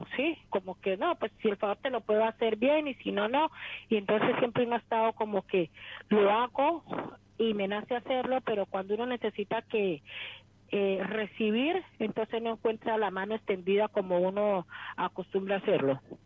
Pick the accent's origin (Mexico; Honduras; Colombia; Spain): Colombia; Buenaventura, Valle del Cauca; De Buenaventura, Colombia.